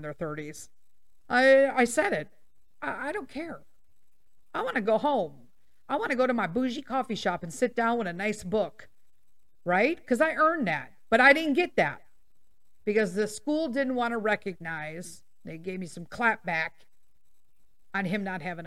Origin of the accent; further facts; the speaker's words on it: Chicago, Illinois, United States; I was born and raised in Chicago.